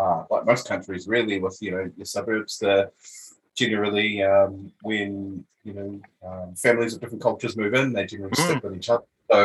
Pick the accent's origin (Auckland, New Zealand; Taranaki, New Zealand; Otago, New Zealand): Otago, New Zealand; Dunedin; now in Melbourne, Australia; I was born and raised in Dunedin, actually.